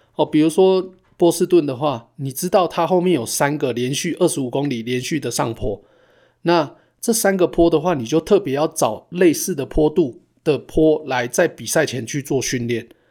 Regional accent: Taichung, Taiwan; moved away as an adult; now in Calgary, Canada; 我们两个都是从台中来的

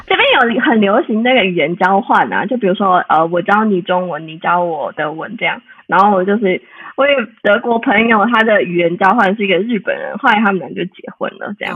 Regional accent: Taiwan; moved away as an adult; now in Leipzig, Germany; 很想回台湾

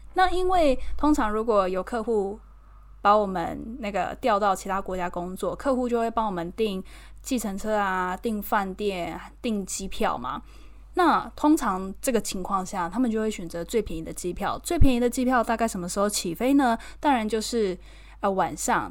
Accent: Taiwan; moved away as an adult; now in London, United Kingdom; 我一个打从台湾来的，才，来这边两个月

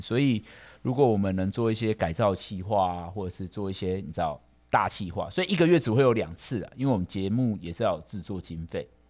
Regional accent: Kaohsiung, Taiwan; 因为我们是高雄人嘛

